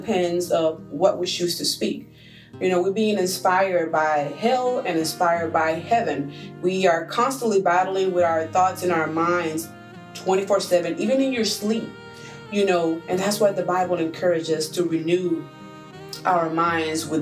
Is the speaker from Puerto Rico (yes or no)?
yes; Puerto Rico; moved away; I'm from an island, I'm from Puerto Rico